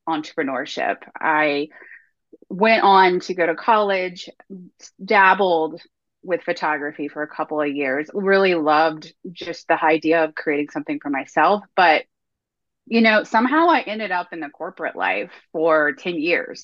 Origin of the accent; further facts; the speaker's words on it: North Carolina, United States; I'm born and raised in North Carolina. I've never left the state ever, probably never will